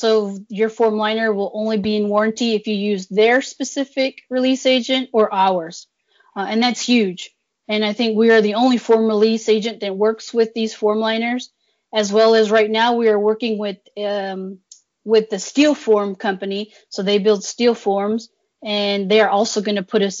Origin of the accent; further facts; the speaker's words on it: Tennessee, United States; I'm a Tennessee girl